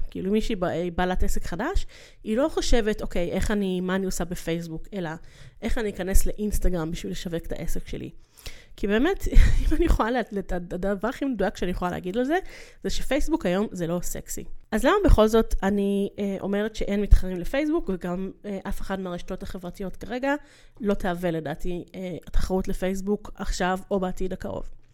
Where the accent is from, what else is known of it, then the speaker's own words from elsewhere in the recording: Ramat Gan / Yehud, Tel Aviv District, Israel; מכיתה ז', שזה מתי שעברתי אמ, לגור, אמ, עברנו מרמת גן ליהוד